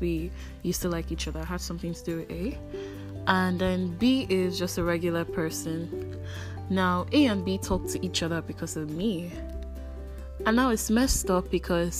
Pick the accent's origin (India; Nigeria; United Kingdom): Nigeria; Enugu State; I'm Igbo from Enugu State